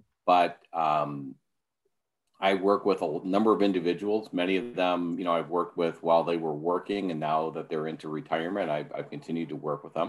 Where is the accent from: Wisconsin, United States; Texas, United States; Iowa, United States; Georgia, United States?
Wisconsin, United States; Milwaukee; Marquette University in my hometown of Milwaukee